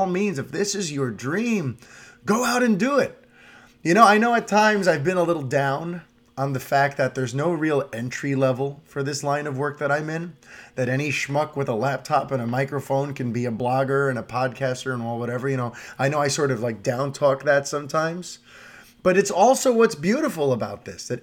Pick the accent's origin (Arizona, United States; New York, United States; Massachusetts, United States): New York, United States; New York City; As a New Yorker, we tend to just kind of have tunnel vision. Yeah, I grew up in an apartment building